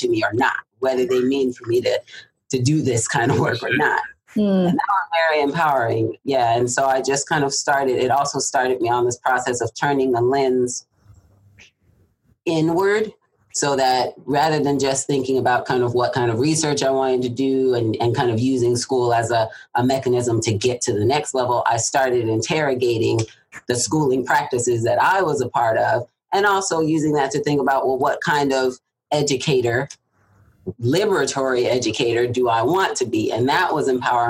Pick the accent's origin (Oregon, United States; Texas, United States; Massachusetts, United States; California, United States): California, United States; Southern; moved away; also born or lived in Atlanta, Georgia / Irvine, California; I'm from Southern California